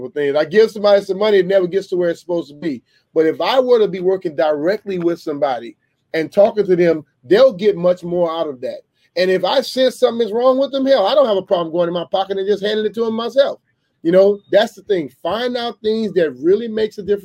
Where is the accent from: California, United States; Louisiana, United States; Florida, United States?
Louisiana, United States; I grew up in Louisiana